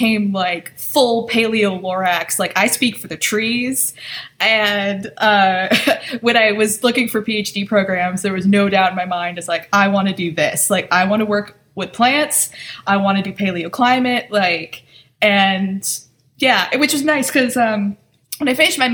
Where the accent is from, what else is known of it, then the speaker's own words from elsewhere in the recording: Michigan, United States; I'm from Michigan